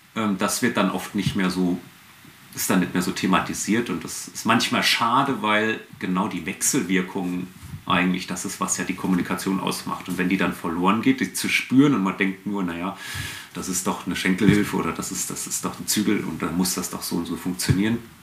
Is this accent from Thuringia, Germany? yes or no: no; Fulda, Hesse, Germany; also born or lived in Frankfurt / Bad Wildungen; Ursprünglich geboren in Fulda